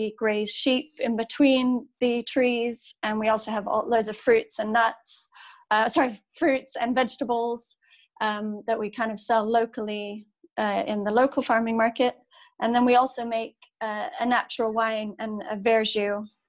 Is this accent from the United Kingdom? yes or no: yes; Manchester, North West England, United Kingdom; I grew up in Manchester, or in the outskirts of Manchester, on the edge of the Pennines. And so I grew up surrounded by farmland.